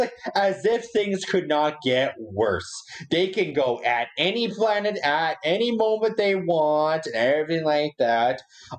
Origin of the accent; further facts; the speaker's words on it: Canada; I'm also from Canada. We don't do that kind of stuff around here.